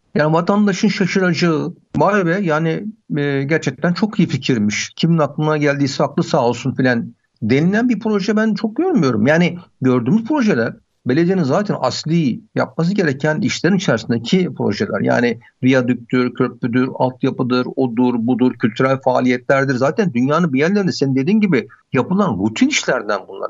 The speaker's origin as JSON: {"language": "Turkish", "region": "Sinop", "country": "Turkey", "said": "Biz Sinopluyuz ya. Sinop mantısı yapıyoruz."}